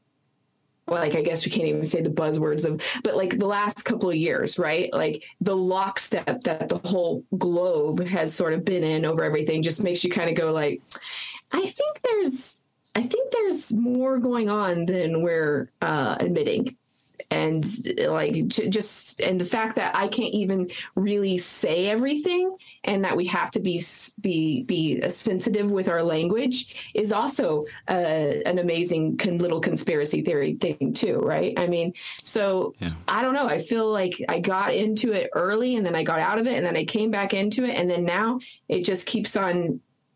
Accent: New Mexico, United States; also born or lived in Texas; I was raised in New Mexico

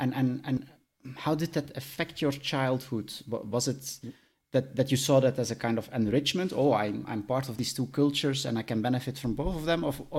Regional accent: Belgium; because I'm coming from Belgium

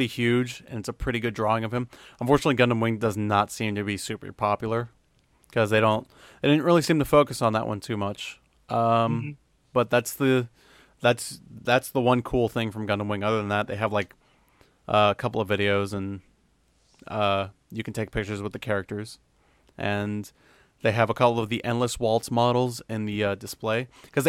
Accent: United States; I'm American

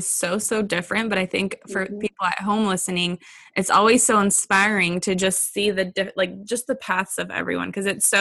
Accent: California, United States; moved away as an adult; now in Georgia, United States; I grew up in California

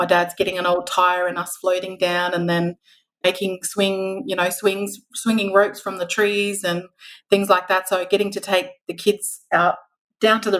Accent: Alice Springs, Northern Territory, Australia; also born or lived in Canberra; I was born in Alice Springs, so I get to work at Alice Springs Hospital now, and I was raised in Alice

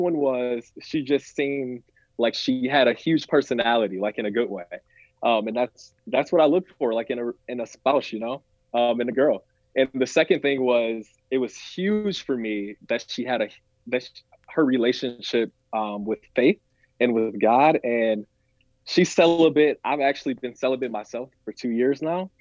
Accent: Flint, Michigan, United States; I'm from Michigan. I was born in Flint

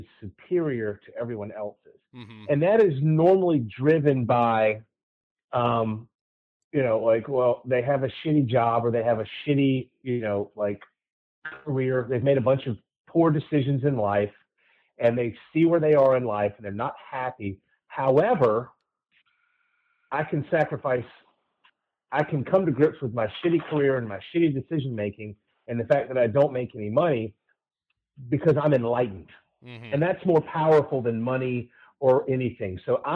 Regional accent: Georgia, United States; moved away as an adult; now in Florida, United States; I grew up in Georgia. Like, I know how rednecks hunt.

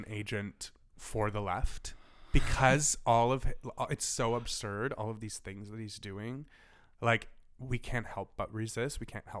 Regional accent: Canada; I'm so Canadian.

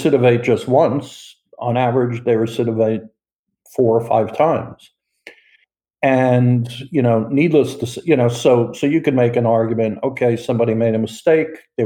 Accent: New York, United States; moved away as an adult; also born or lived in South Florida; I am from New York

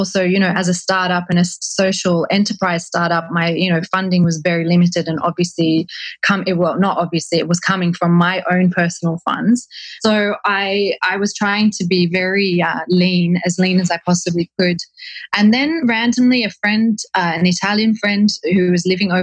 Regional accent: Australia; as an Australian

